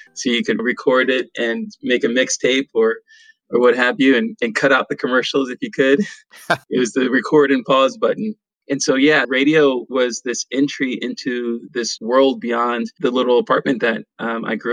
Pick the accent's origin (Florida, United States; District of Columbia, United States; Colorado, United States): District of Columbia, United States; Washington; also born or lived in Pennsylvania; I'm originally from Washington, D.C., born and raised in Chocolate City